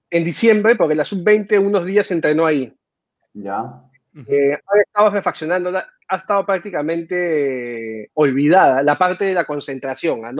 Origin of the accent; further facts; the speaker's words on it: Lima, Peru; ¿Tú eres limeño, …? Sí. Sí, nací en Jesús María.